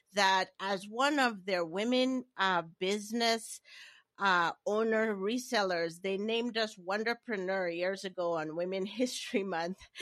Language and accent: English; Nigeria; moved away as an adult; also born or lived in Maine, United States / Hawaii, United States / Washington, D.C., United States; I am, uh, originally born and raised in Nigeria